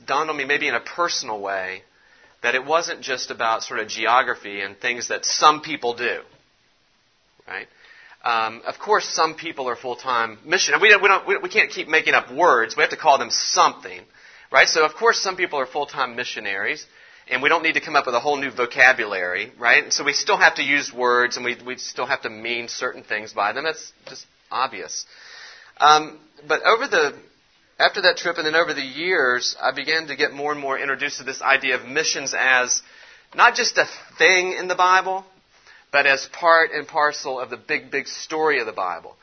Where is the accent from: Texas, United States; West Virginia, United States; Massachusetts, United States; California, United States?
West Virginia, United States; moved away; I'm from West Virginia originally